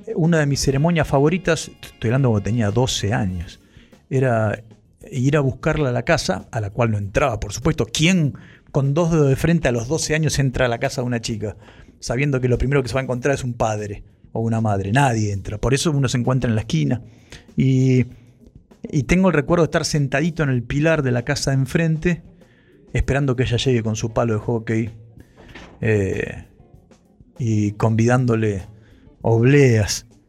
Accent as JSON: {"language": "Spanish", "town": "Ituzaingó", "region": "Buenos Aires Province", "country": "Argentina", "tie": "born or raised there", "said": "yo sé que esto lo hacemos desde Ituzaingó y es mi pueblo natal, es mi ciudad natal"}